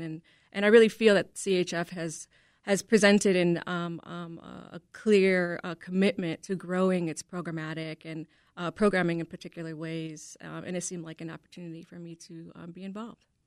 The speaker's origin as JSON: {"language": "English", "town": "Chicago", "region": "Illinois", "country": "United States", "tie": "born or raised there", "said": "I am a native Chicagoan, born and raised on the South Side in the Brighton Park community"}